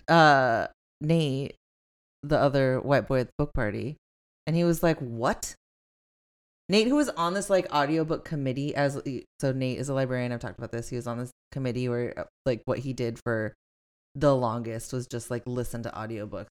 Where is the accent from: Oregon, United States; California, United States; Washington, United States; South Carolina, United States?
California, United States; Long Beach; I'm from Long Beach